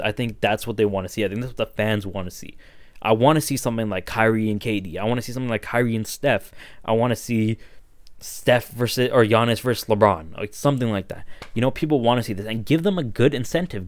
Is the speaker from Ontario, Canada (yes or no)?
yes; Toronto, Ontario, Canada; I grew up in Toronto, I grew up in Scarborough